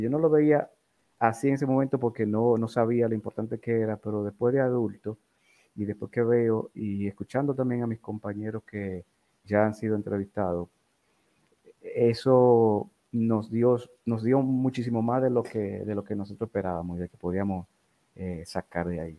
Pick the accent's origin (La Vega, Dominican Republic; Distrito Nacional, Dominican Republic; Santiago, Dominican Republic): Distrito Nacional, Dominican Republic; Santo Domingo; Yo nací en Distrito Nacional, en Santo Domingo, el 29